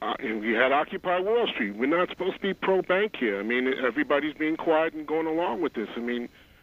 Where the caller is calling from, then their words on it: Queens, New York, United States; This is … calling from Queens.